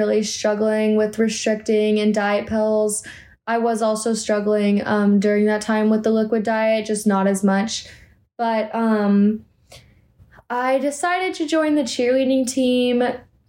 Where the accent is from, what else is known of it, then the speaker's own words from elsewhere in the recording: Austin, Texas, United States; my hometown of Austin, Texas.